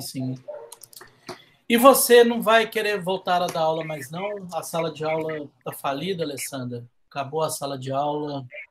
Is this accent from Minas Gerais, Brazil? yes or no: yes; Minas Gerais, Brazil